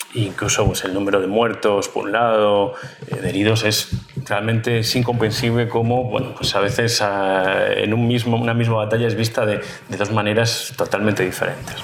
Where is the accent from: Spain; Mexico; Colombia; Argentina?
Spain; somos historiadores españoles